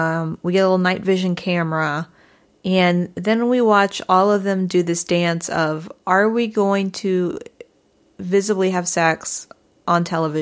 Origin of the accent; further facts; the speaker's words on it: St. Louis, Missouri, United States; I am from St. Louis, Missouri.